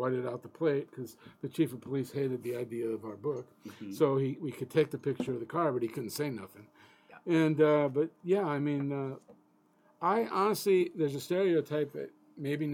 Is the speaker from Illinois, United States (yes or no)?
yes; Chicago, Illinois, United States; moved away; I'm from Chicago originally